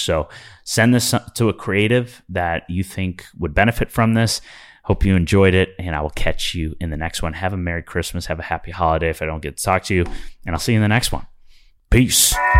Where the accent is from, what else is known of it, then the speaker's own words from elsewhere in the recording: Midwest, United States; I'm from the Midwest